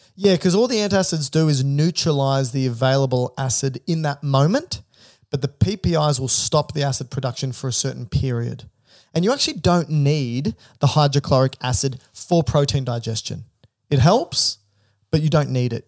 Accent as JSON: {"language": "English", "country": "Australia", "said": "I'm Australian."}